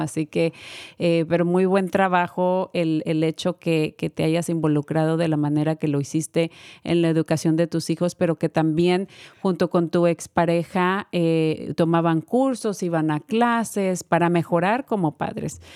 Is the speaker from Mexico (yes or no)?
yes; Mexico; moved away; also born or lived in Guanajuato; yo que soy de México